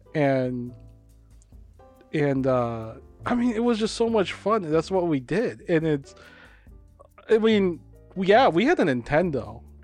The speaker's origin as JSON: {"language": "English", "town": "Hopkins", "country": "United States", "tie": "born or raised there", "said": "I grew up in Hopkins"}